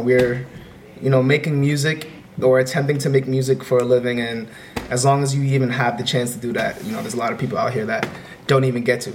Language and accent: English; New York City, New York, United States; I'm from New York, Bronx, New York.